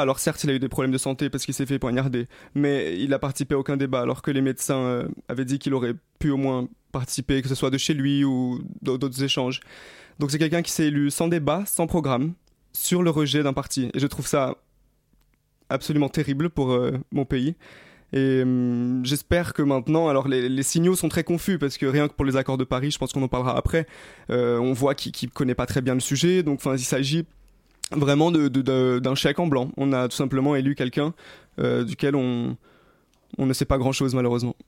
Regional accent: Rio de Janeiro, Brazil; moved away; J'ai grandi à Rio, j'ai vécu au Brésil

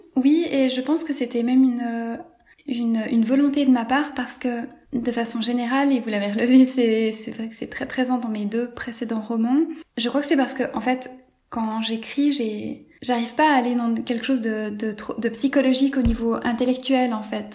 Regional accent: Switzerland; la ville où j'ai grandi en Suisse

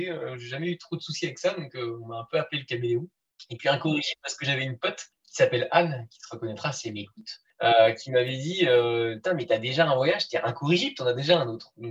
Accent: Brittany, France; Et sinon, je suis du Finistère, le plus beau département.

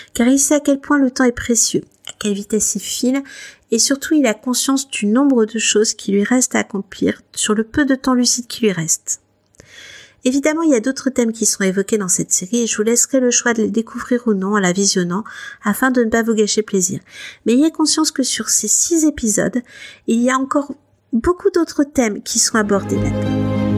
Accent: France; on est français

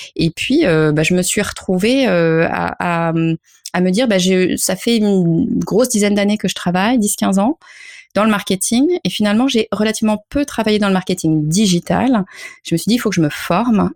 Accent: France; je suis française

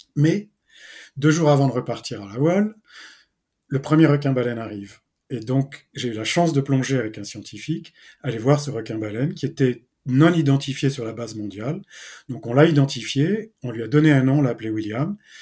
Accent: Brittany, France; je suis euh, breton. Quand je suis en France, j'habite en Bretagne

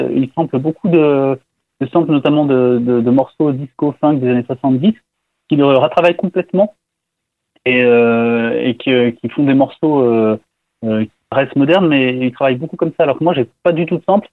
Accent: France; je suis français

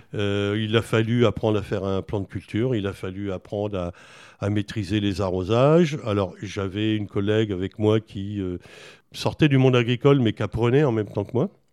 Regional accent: Buzançais, Centre-Val de Loire, France; also born or lived in Villedieu-sur-Indre / Châteauroux / Charente-Maritime; j'ai fait mon enfance à Buzancais

